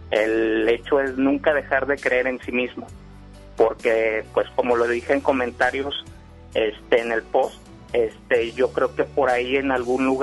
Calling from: San Nicolás de los Garza, Nuevo León, Mexico; de San Nicolás de los Garza, centro.

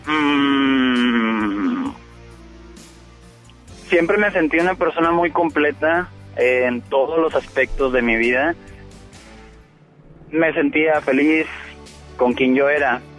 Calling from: El Carmen, Nuevo León, Mexico; Vengo del Carmen y voy rumbo al centro de Monterrey.

